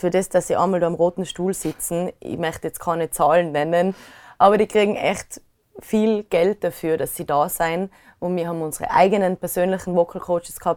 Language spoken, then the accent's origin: German; Inzing, Tyrol, Austria; da war immer Beilerfestel bei uns in Inzing